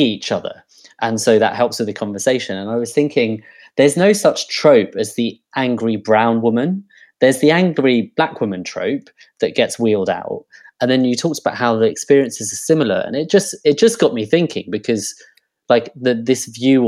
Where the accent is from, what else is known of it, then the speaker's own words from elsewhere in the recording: London, United Kingdom; a middle-class brown person growing up in Harrow